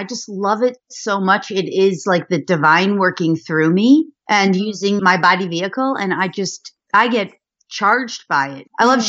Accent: Westchester County, New York, United States; born there; I was born in New York, outside of Manhattan in Westchester County.

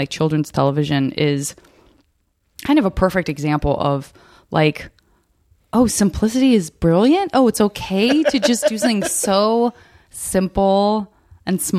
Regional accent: Arizona, United States; moved away; also born or lived in San Francisco / Los Angeles; Growing up in Arizona

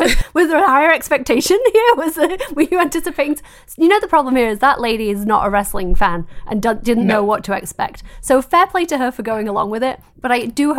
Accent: United Kingdom; as a British person who is constantly corrected on her pronunciation

